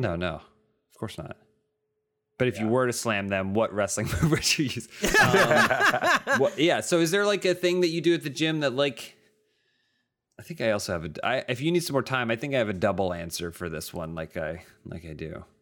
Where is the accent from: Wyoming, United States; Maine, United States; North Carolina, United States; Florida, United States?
North Carolina, United States; Charlotte; I grew up in the South. I grew up in Charlotte, North Carolina.